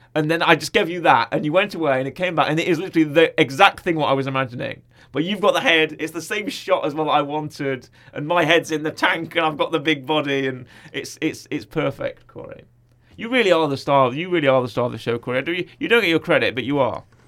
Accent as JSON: {"language": "English", "country": "United Kingdom", "said": "I'm British"}